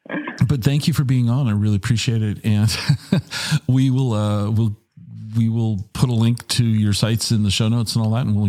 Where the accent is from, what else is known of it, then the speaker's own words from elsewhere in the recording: Tacoma, Washington, United States; moved away as an adult; also born or lived in Ellensburg, Washington; when I grew up in the Tacoma area, I couldn't wait to leave.